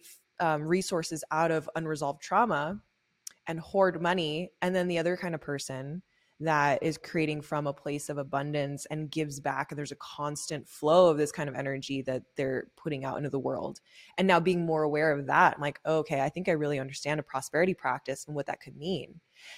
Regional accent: Los Angeles, California, United States; I'm from South LA and I don't come from an impoverished family, but I had a lot of that around me

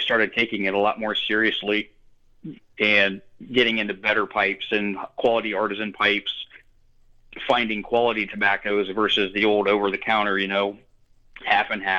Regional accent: Northwest Ohio, United States; I've grown up in Northwest Ohio my entire life.

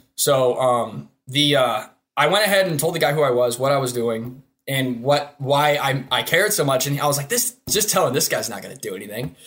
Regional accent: Hudson, Ohio, United States; I'm from Hudson, Ohio, resident there for somewhere around twenty-one years, or twenty-two years

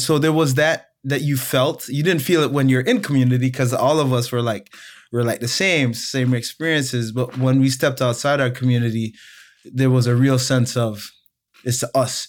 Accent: Toronto, Ontario, Canada; also born or lived in Montego Bay, Jamaica / Chicago, United States; I I left Jamaica when I was three and uh, moved to Toronto, Canada. Grew up uh, in inner city Toronto

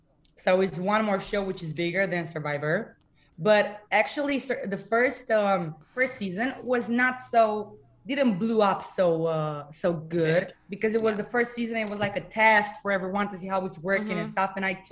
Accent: Bucharest, Romania; I'm 22 years old. I'm from Romania, Bucharest, and I'm a singer.

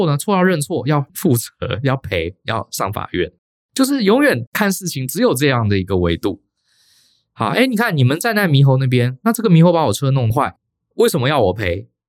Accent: Taiwan; 在台湾，我从小在台湾生长，还真的很少人跟我们讲过这样的话。

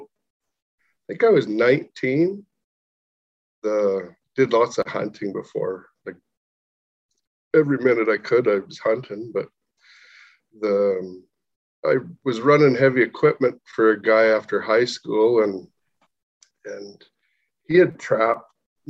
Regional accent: Southern Alberta, Canada; we're from Southern Alberta

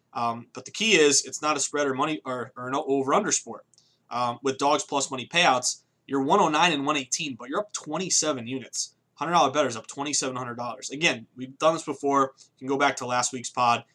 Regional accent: the Berkshires, Western Massachusetts, United States; moved away as an adult; also born or lived in Vermont / Boston; I'm from Massachusetts, but I grew up on the complete left side of the state, Western Mass, small place called the Berkshires

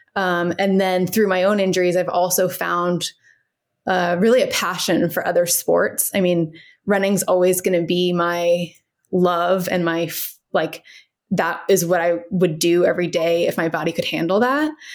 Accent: Cincinnati, Ohio, United States; moved away as an adult; also born or lived in Washington, D.C. / San Francisco, California; now in Fairfax, United States; I grew up in Cincinnati, Ohio, um, and then I moved to D C for college.

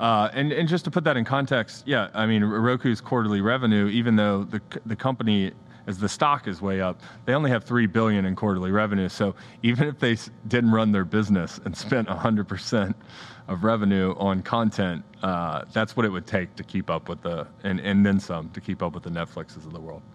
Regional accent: United States; as an American

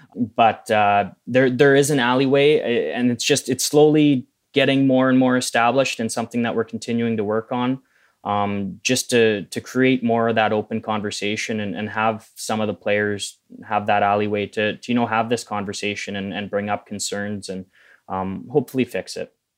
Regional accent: Manitoba, Canada; growing up in Manitoba

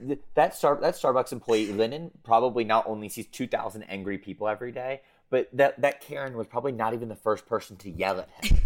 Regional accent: United States; being American

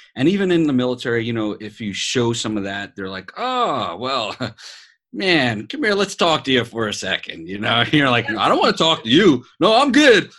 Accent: New York City, New York, United States; accent: New York; moved away; also born or lived in Las Vegas; I'm a New York born Puerto Rican

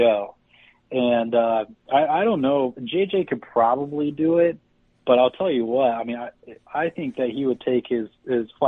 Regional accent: Eureka, California, United States; growing up in Eureka, it's a 4-hour and 45-minute drive from Sacramento, 5 hours from the Bay Area

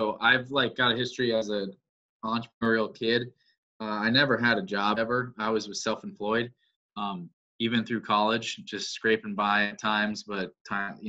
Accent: Wisconsin, United States; also born or lived in Crookston, Minnesota; I'm born and raised in Wisconsin

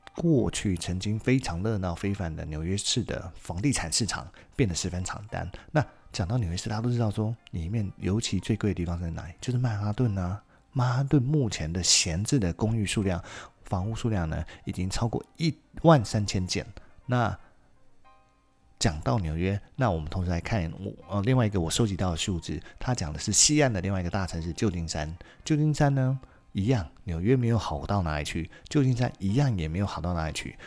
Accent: Taiwan; 我们台湾人普遍能够讲出来

